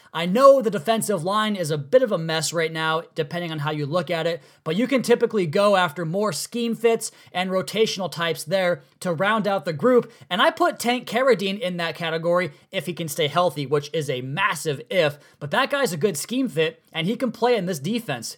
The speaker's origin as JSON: {"language": "English", "country": "United States", "tie": "born or raised there", "said": "my hometown of the Tri-Cities"}